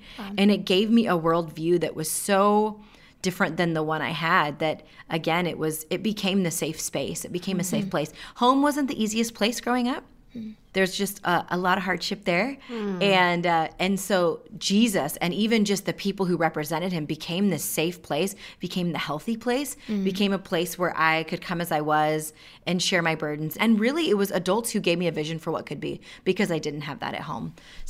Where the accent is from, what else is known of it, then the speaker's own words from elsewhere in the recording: rural Washington, United States; also born or lived in India; I'm East Indian, and I was adopted just shy of my second birthday. Mm-hmm. And growing up in rural Washington, where I didn't meet another person of color until I was in middle school